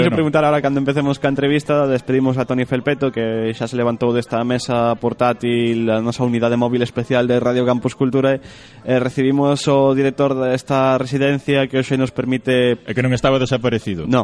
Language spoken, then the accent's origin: Galician; Santiago de Compostela, Galicia, Spain; son de Santiago